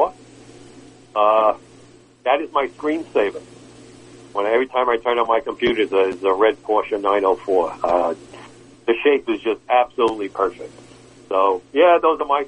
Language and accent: English; New York City, New York, United States; when I was growing up in Brooklyn